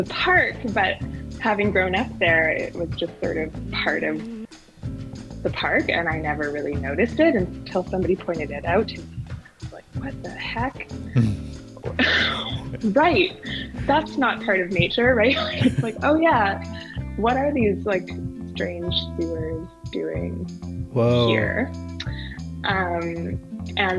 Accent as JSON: {"language": "English", "town": "Edmonton", "region": "Alberta", "country": "Canada", "tie": "born or raised there", "said": "I grew up in Crestwood, right beside the MacKinnon"}